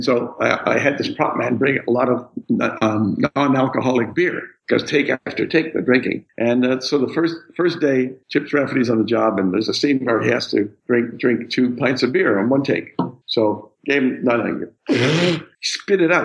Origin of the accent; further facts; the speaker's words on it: Canada; being a Canadian, when I arrived in Australia